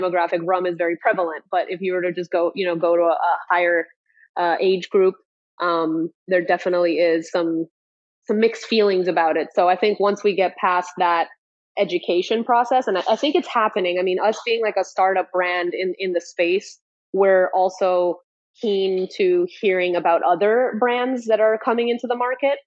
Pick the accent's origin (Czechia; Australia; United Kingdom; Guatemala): Guatemala; now in Miami, United States; we were surrounded by rum growing up in Central America.